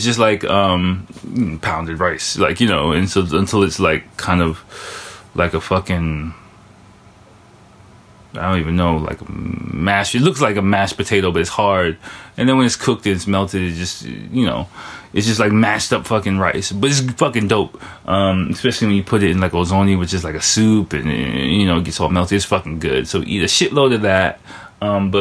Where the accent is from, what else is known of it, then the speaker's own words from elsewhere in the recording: United States; now in Japan; I'm American